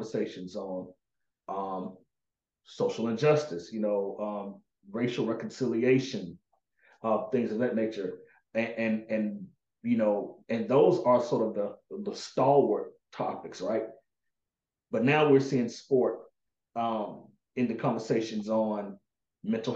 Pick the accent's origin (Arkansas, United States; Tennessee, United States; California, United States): Arkansas, United States; now in Los Angeles, United States; I'm from the South, Arkansas in particular.